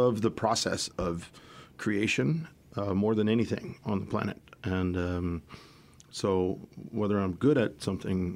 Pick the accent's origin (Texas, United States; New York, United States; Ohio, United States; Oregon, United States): Texas, United States; San Antonio; I was born in San Antonio